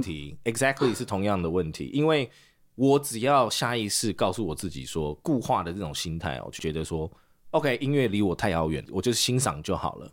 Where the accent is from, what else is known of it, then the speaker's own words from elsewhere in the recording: South Africa; now in Taiwan; 我大概小二没有毕业就移民了，我们就嗯哼。移民南非